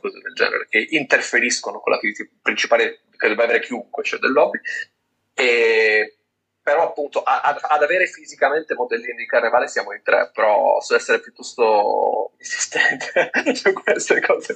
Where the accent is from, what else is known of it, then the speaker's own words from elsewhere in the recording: Turin, Piedmont, Italy; now in near Lainate, Italy; io vivo nei paraggi, ma sono di Torino